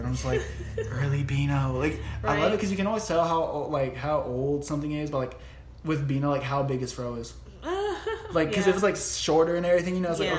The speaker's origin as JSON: {"language": "English", "town": "Atlanta", "region": "Georgia", "country": "United States", "said": "I'm a dude from Atlanta and I will still F you up."}